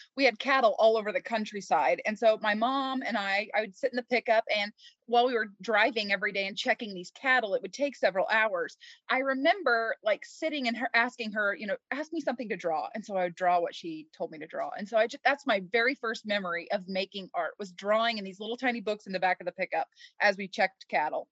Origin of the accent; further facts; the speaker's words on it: Kansas, United States; I grew up in Kansas. I've lived here my entire life.